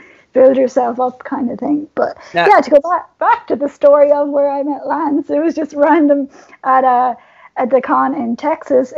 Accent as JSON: {"language": "English", "country": "Ireland", "said": "As an Irish person"}